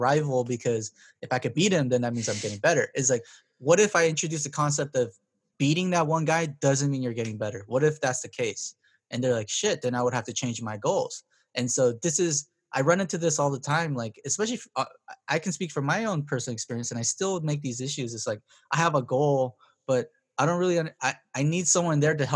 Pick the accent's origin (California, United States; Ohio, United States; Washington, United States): California, United States; Compton; I grew up in Compton.